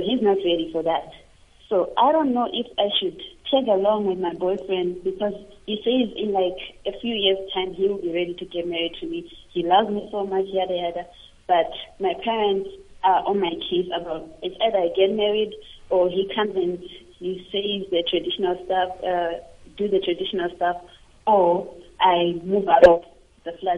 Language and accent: English; Zimbabwe; now in Johannesburg, South Africa; I'm Zimbabwean